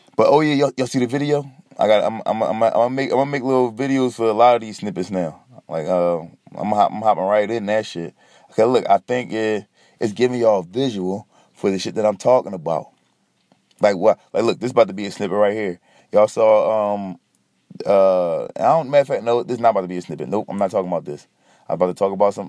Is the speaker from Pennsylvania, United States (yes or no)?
yes; Philadelphia, Pennsylvania, United States; I'm from Philly